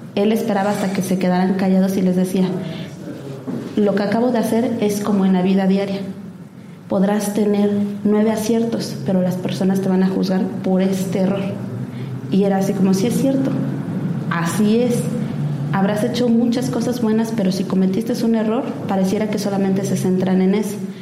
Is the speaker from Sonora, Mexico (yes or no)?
no; Oaxaca, Mexico; soy oaxaqueña, es mi tierra